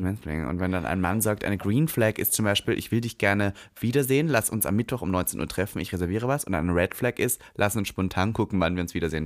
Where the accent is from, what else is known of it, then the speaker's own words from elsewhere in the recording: Leonding, Upper Austria, Austria; moved away; ich komme ja vom Dorf aus Linz